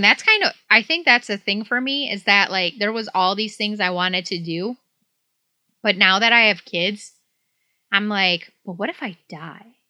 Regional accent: Detroit, Michigan, United States; moved away; I grew up in Southeast Michigan, like Detroit area

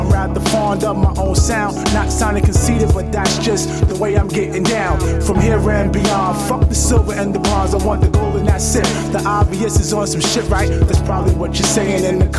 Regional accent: Mount Vernon, New York, United States; I did this cause I'm from Mount Vernon.

